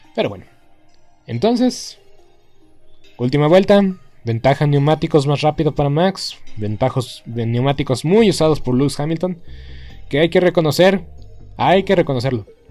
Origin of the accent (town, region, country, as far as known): Mexico